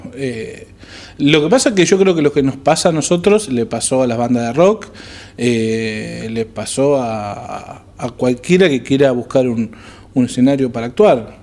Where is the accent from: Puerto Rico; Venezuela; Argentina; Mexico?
Argentina; cómo somos los argentinos